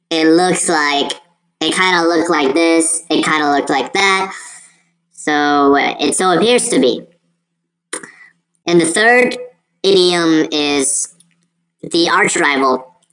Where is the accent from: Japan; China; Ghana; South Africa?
China; Of course, that's from my home country, so I totally understand um, the references there. Journeys to the West. That's something that uh, we Chinese people really take it.